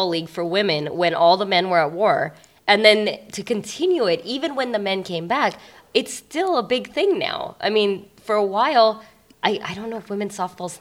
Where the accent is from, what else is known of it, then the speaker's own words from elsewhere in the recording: India; I'm Indian